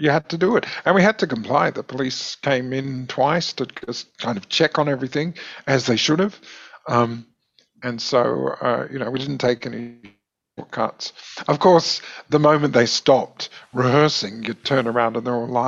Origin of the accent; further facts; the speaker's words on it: Adelaide, South Australia, Australia; the only thing that was available in Ross Trevor, where I grew up, was after school ballet classes.